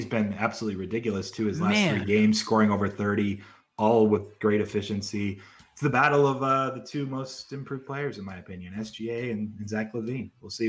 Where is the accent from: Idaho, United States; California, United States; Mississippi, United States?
California, United States; I'm a UCLA fan. I grew up near Los Angeles.